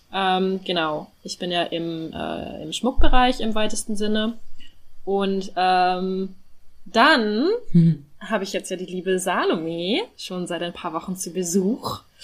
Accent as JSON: {"language": "German", "region": "North Rhine-Westphalia", "country": "Germany", "said": "ich komme ja aus Nordrhein-Westfalen"}